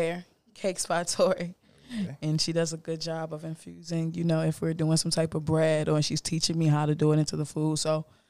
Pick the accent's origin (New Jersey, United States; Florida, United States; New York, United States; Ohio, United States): Florida, United States; born there; because I was born in Florida, so it kind of works for me.